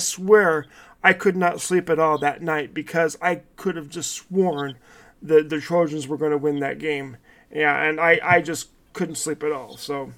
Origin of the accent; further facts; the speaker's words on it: Southern California, United States; I'm a homer from Southern California.